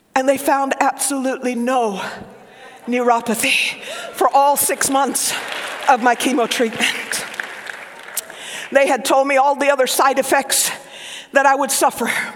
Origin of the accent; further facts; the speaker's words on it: Oklahoma, United States; accent: Southern; My mother is Cuban, my father Lebanese. I grew up in Oklahoma, so I grew up speaking Southern